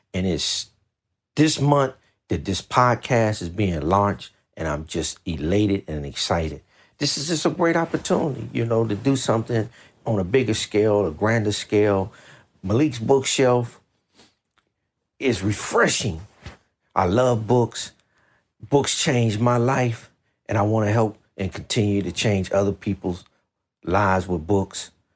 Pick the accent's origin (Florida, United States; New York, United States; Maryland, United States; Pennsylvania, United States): Maryland, United States; Washington metropolitan area; now in West Coast, United States; I grew up in Washington, D.C. I grew up in a place called Maryland in the Washington metropolitan area